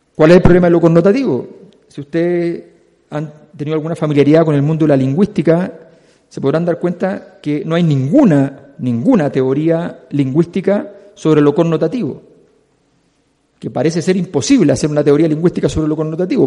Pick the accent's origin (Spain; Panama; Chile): Chile; Quienes somos chilenos